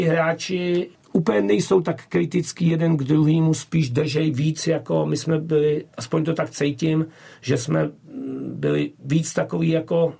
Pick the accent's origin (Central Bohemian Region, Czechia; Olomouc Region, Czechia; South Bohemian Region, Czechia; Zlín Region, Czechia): Central Bohemian Region, Czechia; Votice; moved away as an adult; pocházím z Votic, jo, z Povoticích, eh, kde jsem hrál už jako dorostené za chlapy